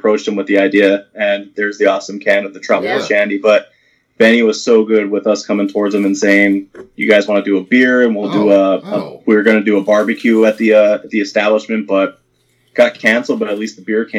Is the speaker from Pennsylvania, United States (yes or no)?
yes; Nanticoke, Pennsylvania, United States; I grew up in Nanticoke, Lauren was down in her area, but my town, my mom and dad, they knew everybody.